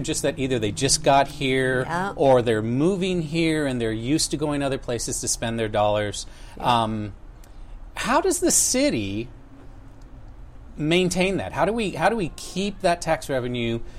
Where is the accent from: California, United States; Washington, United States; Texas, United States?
Texas, United States; also born or lived in El Paso, Texas / Houston, Texas; I'm Texan.